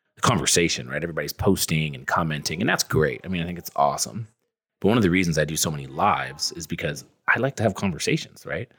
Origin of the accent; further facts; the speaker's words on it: Sacramento, California, United States; also born or lived in Riverside / Orange County; I grew up in Northern California, in Sacramento, uh, with a single mom and my older brother.